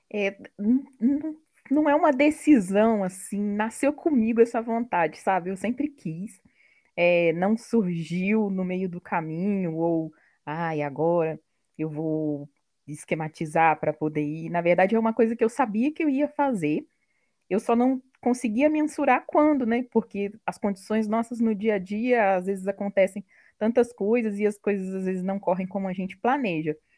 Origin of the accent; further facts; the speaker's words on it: Barra Mansa, Rio de Janeiro, Brazil; moved away; sou de Barra Mansa, no interior do Rio